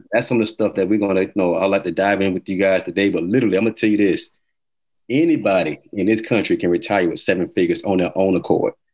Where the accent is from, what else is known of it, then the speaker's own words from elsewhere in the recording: Atlanta, Georgia, United States; moved away; also born or lived in Miami, Florida / Elizabeth City, North Carolina / Montgomery, Alabama; I'm originally from Atlanta, Georgia